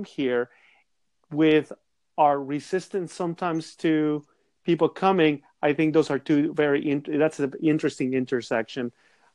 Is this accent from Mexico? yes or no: yes; Mexico; accent: Mexican; also born or lived in Southern California; now in United States; I'm originally from the country of Mexico, but I'm a naturalized citizen in the U.S.